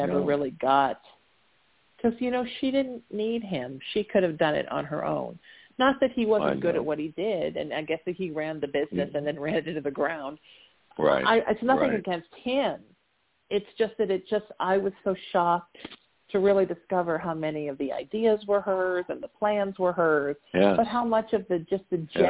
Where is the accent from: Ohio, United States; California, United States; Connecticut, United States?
California, United States; Orange County; growing up in Orange County since I was 13